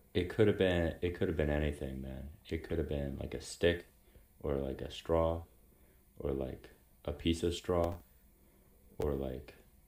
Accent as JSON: {"language": "English", "region": "Virginia", "country": "United States", "moved": "as an adult", "said": "I'm from Virginia."}